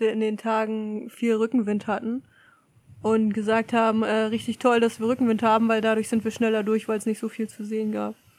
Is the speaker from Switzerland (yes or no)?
no; Germany; in Deutschland, zumindest da, wo ich herkomme